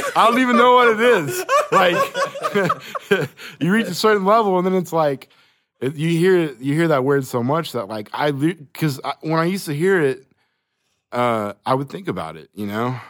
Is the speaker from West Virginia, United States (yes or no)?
no; Choctaw, Oklahoma, United States; I grew up in Choctaw